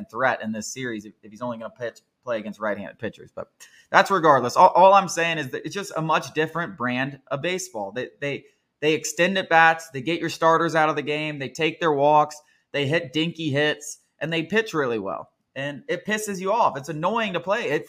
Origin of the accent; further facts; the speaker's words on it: Queens, New York, United States; I'm from, I'm from Queens, motherfucker.